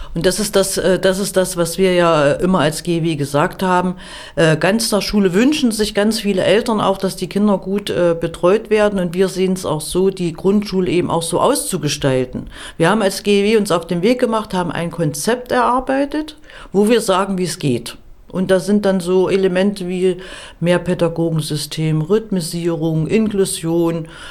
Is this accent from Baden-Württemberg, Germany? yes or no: no; Erfurt, Thuringia, Germany; Ich komme ja aus Erfurt